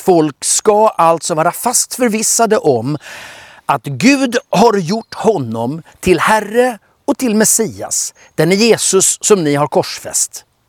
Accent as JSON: {"language": "Swedish", "town": "Stockholm", "region": "Stockholm County", "country": "Sweden", "tie": "born or raised there", "said": "Jag är uppvuxen i Filadelfiakyrkan i Stockholm"}